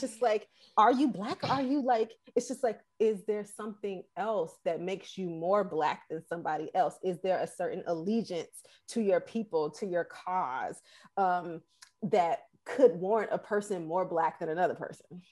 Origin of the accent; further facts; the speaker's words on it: Atlanta, Georgia, United States; moved away; also born or lived in Boston; I'm born and raised in Atlanta.